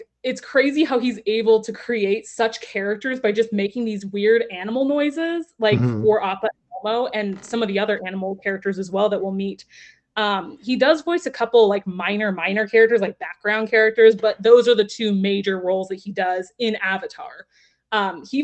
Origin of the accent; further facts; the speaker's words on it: Texas, United States; I'm also from Texas